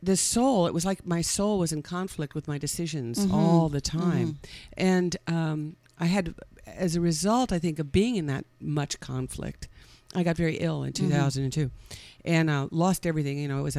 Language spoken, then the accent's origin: English; California, United States; On the peninsula, yeah. I was born in San Francisco.